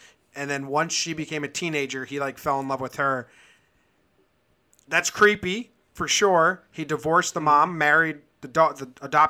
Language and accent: English; East Coast, United States; I agree. We're all from the East Coast.